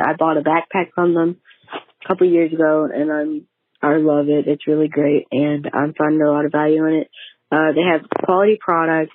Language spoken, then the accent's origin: English; Louisiana, United States; I'm from Louisiana